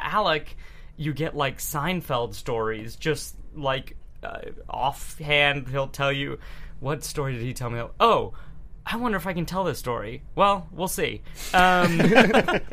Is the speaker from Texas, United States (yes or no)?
yes; Houston, Texas, United States; moved away; I grew up in Houston, Texas